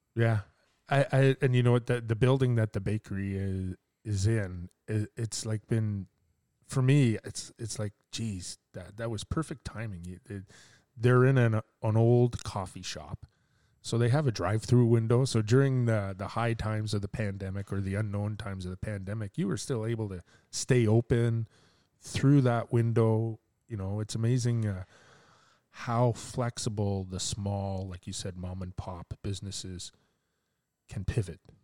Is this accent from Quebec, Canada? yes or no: yes; Quebec, Canada; now in Port Hope, Canada; I'm from Quebec